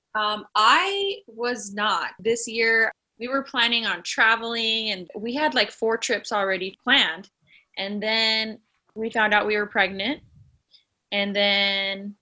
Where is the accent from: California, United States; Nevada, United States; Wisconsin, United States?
Nevada, United States; Las Vegas; moved away as an adult; now in Los Angeles, United States; I am from originally Las Vegas, Nevada. I moved out here to LA probably ten years ago